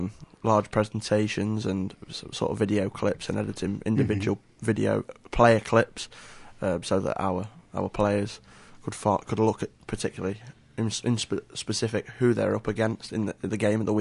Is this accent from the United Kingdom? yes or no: yes; England, United Kingdom; I'm from England, yeah.